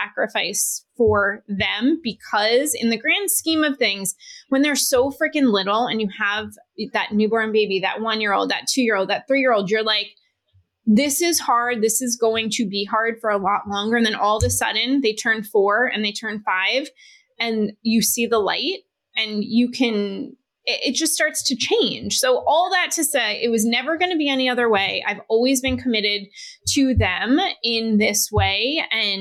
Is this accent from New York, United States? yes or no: yes; New York, United States; I'm from New York